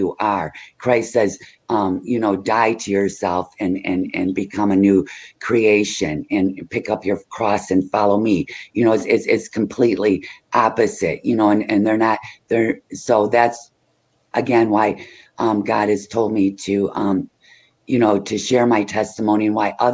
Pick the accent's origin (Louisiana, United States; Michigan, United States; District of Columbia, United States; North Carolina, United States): Michigan, United States; I'm from Michigan